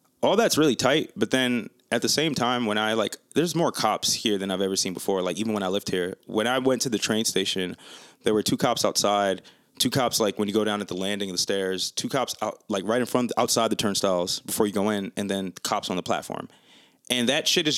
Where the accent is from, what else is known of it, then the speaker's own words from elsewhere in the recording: New York City, New York, United States; now in Atlanta, United States; I'm from New York, born and raised